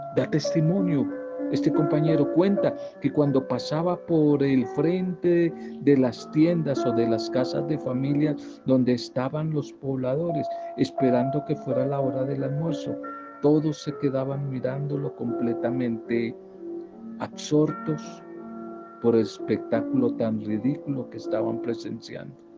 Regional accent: Colombia; en un pueblo de La Guajira, una zona muy apartada y semidesértica de nuestro país, del norte de nuestro país

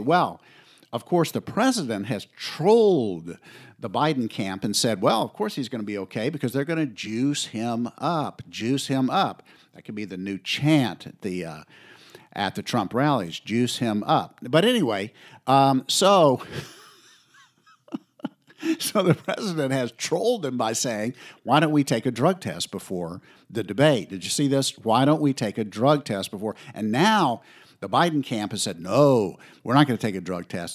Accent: the South, United States; I grew up in the South.

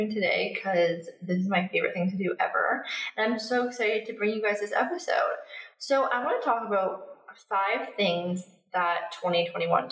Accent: Canada; moved away as an adult; also born or lived in Australia; now in Bali, Indonesia; I'm from Canada

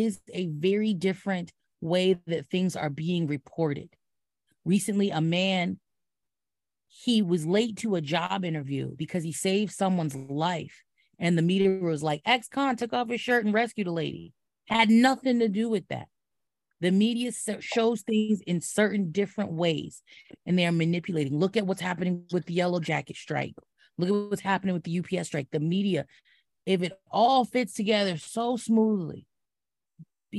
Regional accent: New York City, New York, United States; I say this as a New Yorker

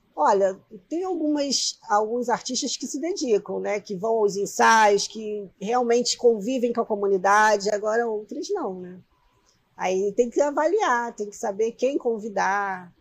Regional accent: Nova Iguaçu, Rio de Janeiro, Brazil; also born or lived in Belford Roxo; eu sou nascida em Nova Iguaçu, né? Mas eu fui acolhida por Belfort Roxo

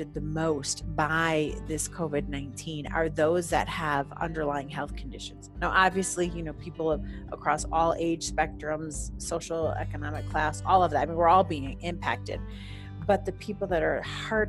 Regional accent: Wisconsin, United States; now in Colorado, United States; I'm originally from Wisconsin

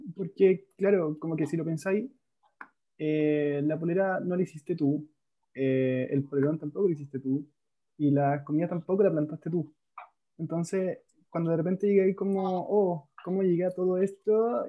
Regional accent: Calama, Antofagasta, Chile; now in Santiago, Chile; yo soy nortino, soy de Calama

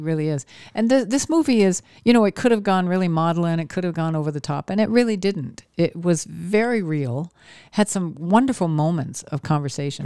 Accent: Maine, United States; I grew up in Maine

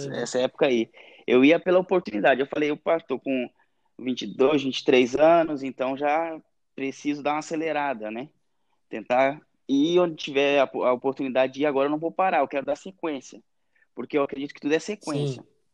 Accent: Ilhota, Santa Catarina, Brazil; moved away as an adult; also born or lived in Ibirama, Santa Catarina / Mato Grosso / Myanmar / Thailand; fui criado numa cidade muito pequena, ali no Vale do Itajaí, que é Ilhota

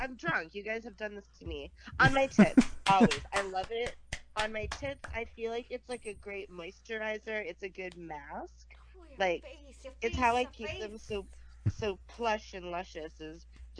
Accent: Boston, Massachusetts, United States; moved away; also born or lived in New York; I'm from Boston originally, but I lived in New York a long time

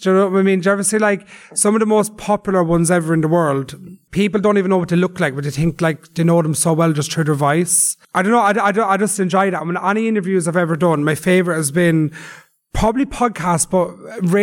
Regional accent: Dublin, Leinster, Ireland; also born or lived in Drogheda; I grew up in Ballymun site. That's my home. That's where I grew up. I lived there since I was 3

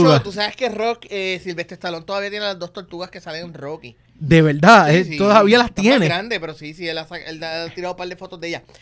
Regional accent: Puerto Rico; se hace para la gente como yo que, que somos boricuas bestiales, somos

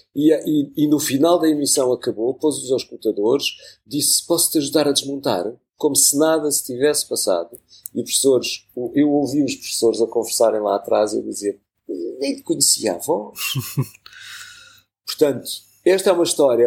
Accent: Lisbon, Portugal; eu sou lisboeta, mas alguma vez eu me senti lisboeta, não sei quando é aquelas conversas de não, não, nasci Lisboa

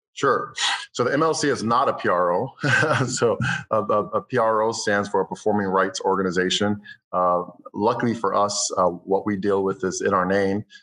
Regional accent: Cleveland, Ohio, United States; moved away as an adult; also born or lived in Los Angeles; I'm from Cleveland, Ohio. So eventually, I moved to Los Angeles. when I was 18 years old

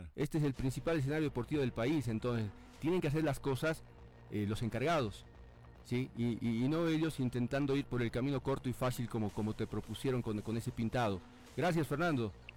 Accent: Bolivia; En, mi país

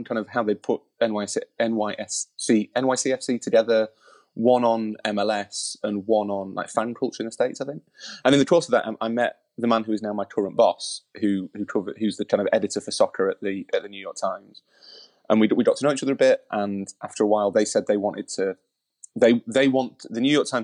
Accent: Yorkshire and the Humber, United Kingdom; I'm from Yorkshire

